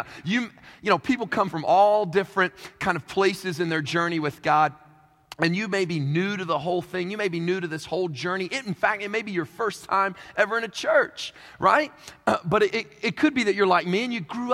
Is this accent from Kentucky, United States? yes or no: yes; Kentucky, United States; now in Queens, New York, United States; I'm originally from Kentucky